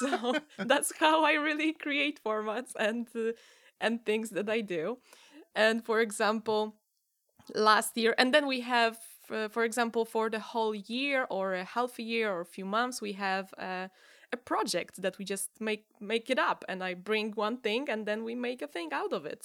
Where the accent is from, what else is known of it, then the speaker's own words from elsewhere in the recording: Gdynia, Pomeranian Voivodeship, Poland; English is a second language; also born or lived in Gdańsk; I'm from Gdynia